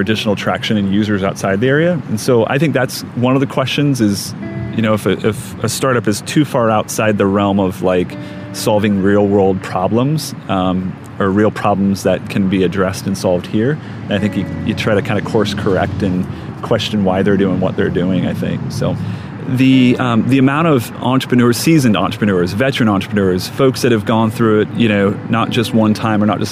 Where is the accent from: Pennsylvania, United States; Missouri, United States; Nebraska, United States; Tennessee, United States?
Nebraska, United States; Omaha; Midwest native, born and raised in Omaha